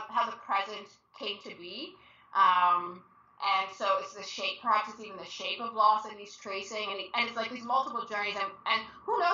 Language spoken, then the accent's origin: English; Toronto, Ontario, Canada; I am from Toronto